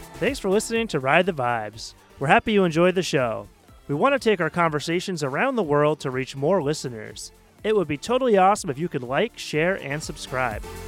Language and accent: English; Portland, Maine, United States; I come from Portland, Maine, which is a small city of seventy thousand people in the Northeast